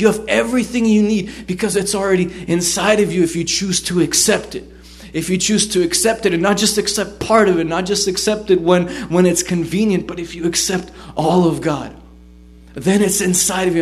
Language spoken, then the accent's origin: English; United States; also born or lived in Israel; I grew up here. I've I've I've already lived in America more than I lived there. It's like you know I'm. I'm, I'm an American